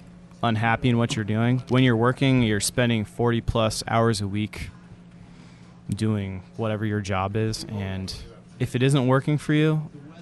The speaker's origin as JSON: {"language": "English", "town": "Beaverton", "region": "Oregon", "country": "United States", "tie": "born or raised there", "moved": "yes", "said": "I grew up there. Well, Beaverton"}